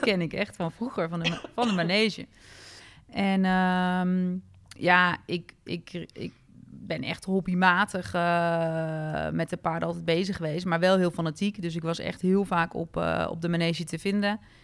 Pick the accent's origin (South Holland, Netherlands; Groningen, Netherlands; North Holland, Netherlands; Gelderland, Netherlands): Gelderland, Netherlands; Apeldoorn; geboren en opgegroeid in Apeldoorn